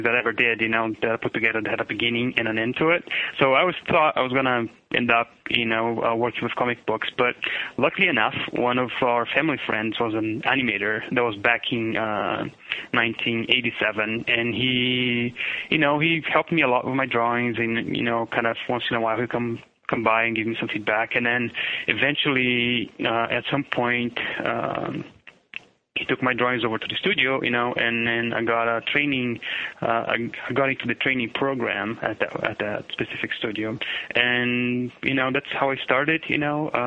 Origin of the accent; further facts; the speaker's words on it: São Paulo, Brazil; English is a second language; moved away as an adult; now in United States; I'm originally from Sao Paulo, Brazil. You know, I born in 72 and I lived in Brazil until 97 when then I moved to the United States